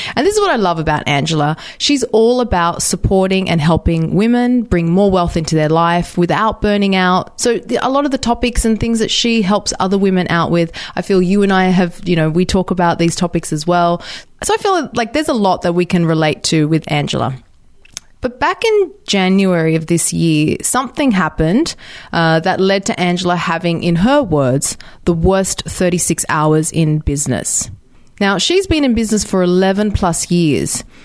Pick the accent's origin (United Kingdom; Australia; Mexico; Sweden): Australia; I'm Australian